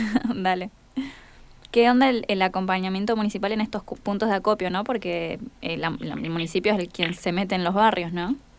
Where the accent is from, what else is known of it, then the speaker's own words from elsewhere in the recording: Neuquén, Argentina; nací y criada en Nauquén